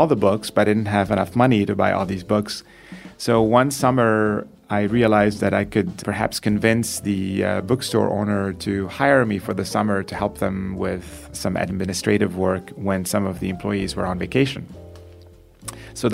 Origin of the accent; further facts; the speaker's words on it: Beirut, Beirut Governorate, Lebanon; also born or lived in France; now in United States; I was born in Beirut in 47 years ago.